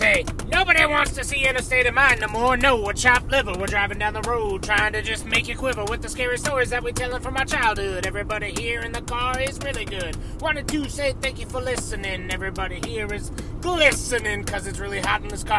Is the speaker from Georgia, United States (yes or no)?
no; Kansas City, Kansas, United States; I grew up in Kansas City, Kansas.